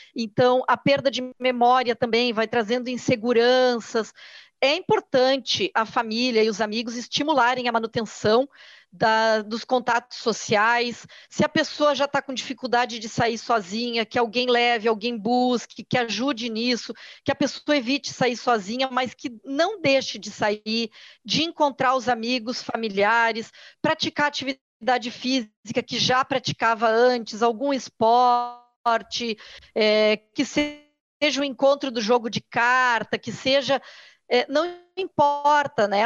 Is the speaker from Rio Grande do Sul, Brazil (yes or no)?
yes; Porto Alegre, Rio Grande do Sul, Brazil; eu sou aqui do Sul, sou de Porto Alegre, aqui a gente tem muito forte a cultura do churrasco